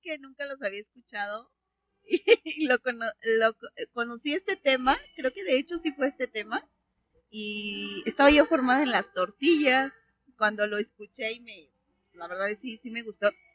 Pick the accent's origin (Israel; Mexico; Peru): Mexico; Mexico City; moved away; yo soy de la CDMX.